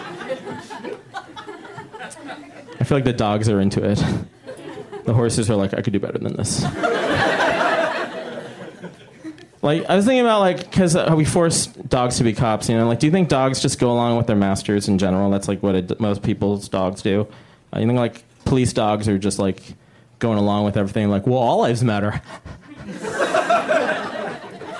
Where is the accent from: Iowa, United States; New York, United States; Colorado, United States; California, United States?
California, United States; Bay Area; I'm from the Bay Area